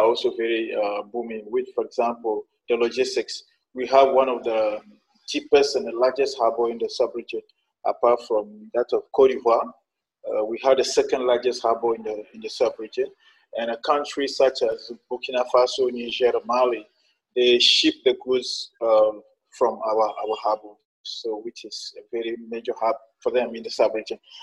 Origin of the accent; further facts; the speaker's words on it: Sokodé, Centrale, Togo; English is a second language; also born or lived in China; I'm from Togo. Uh, uh, I was born in northern part of the country in a city called Sokode